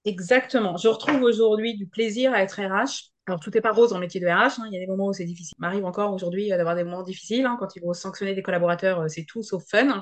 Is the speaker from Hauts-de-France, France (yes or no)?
no; Normandy, France; moved away as an adult; rentrer en Normandie dans ma région natale